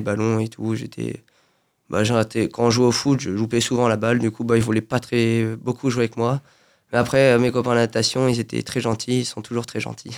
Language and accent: French; Saint-Germain-en-Laye, Île-de-France, France; now in Feucherolles, France; Région parisienne, oui. Je suis à Saint-Germain-en-Laye. D'accord. bah, du coup, depuis tout petit, bah, j'ai pas trop bougé.